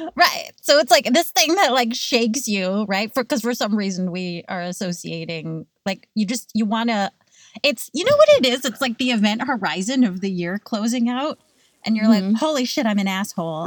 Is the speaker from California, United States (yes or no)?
yes; California, United States; now in New York, United States; I grew up in California